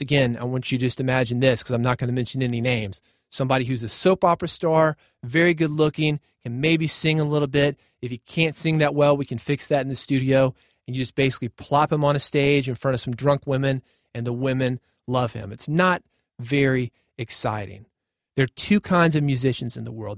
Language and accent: English; Nashville, Tennessee, United States; I grew up in Nashville. born in Nashville